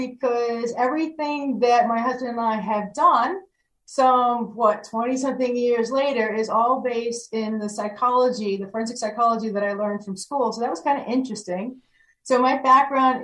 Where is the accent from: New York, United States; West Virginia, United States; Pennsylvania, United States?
New York, United States; New York City; I'm a Brooklyn girl, born and raised